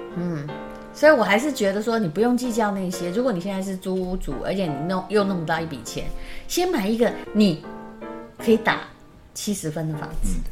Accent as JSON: {"language": "Chinese", "region": "Yilan County", "country": "Taiwan", "moved": "as an adult", "lives_now": "Taipei, Taiwan", "said": "我那时候因为是宜兰人"}